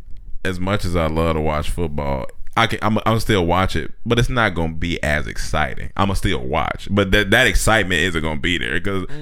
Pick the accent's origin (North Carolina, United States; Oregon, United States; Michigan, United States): North Carolina, United States; Chapel Hill; it's my hometown